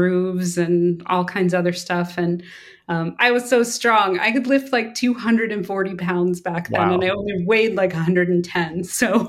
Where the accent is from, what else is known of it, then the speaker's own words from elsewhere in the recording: a little island off the coast of Maine, United States; moved away as an adult; I came from a little island off the coast of Maine. We didn't get cable TV even until I think I was a teenager